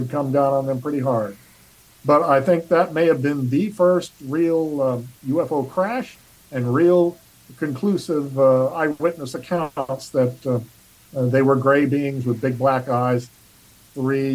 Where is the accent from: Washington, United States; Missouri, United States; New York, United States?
Missouri, United States; Cape Girardeau; my hometown of Cape Girardeau, Missouri